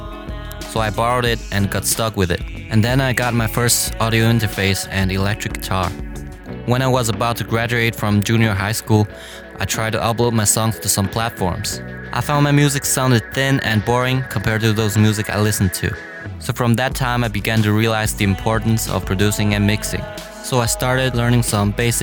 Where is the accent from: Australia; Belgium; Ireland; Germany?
Germany; Mainz, Rhineland-Palatinate; now in Beijing, China; I was born in Mainz, Germany